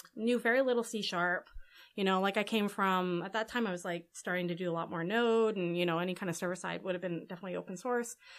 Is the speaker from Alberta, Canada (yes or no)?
yes; Edmonton, Alberta, Canada; also born or lived in New York; now in Vancouver, Canada; I'm from Alberta